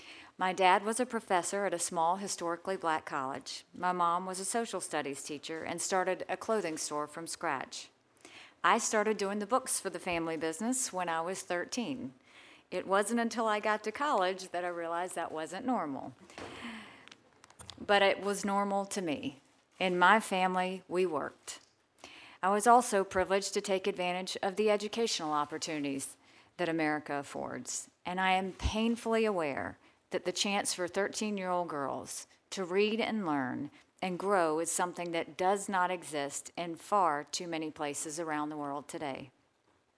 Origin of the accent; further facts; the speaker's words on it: Bamberg, South Carolina, United States; born there; My story is an American story. I was born in Bamberg, South Carolina, the daughter of immigrant parents from Punjab, India.